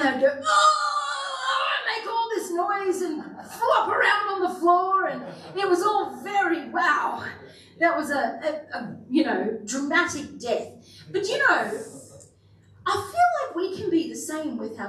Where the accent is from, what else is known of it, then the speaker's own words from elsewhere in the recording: Kingaroy, Queensland, Australia; I grew up in Kingaroy, the peanut country, so quite familiar with peanuts.